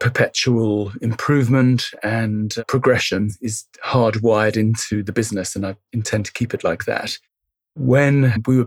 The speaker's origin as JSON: {"language": "English", "country": "Barbados", "tie": "born or raised there", "also_born_or_lived": "France", "moved": "yes", "said": "the time that I grew up living in Barbados"}